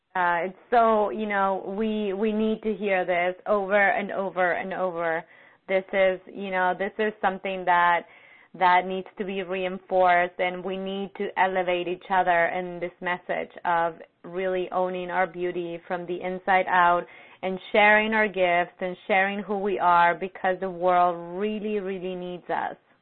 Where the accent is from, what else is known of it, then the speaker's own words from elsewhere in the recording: Buenos Aires, Argentina; moved away; my hometown